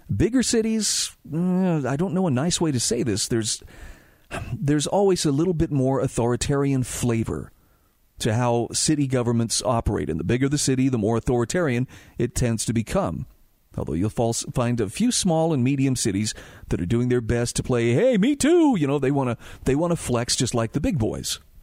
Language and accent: English; Utah, United States; my home state of Utah